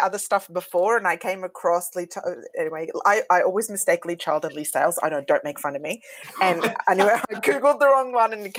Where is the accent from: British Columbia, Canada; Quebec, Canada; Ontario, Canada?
Ontario, Canada; Ottawa; I grew up in Ottawa.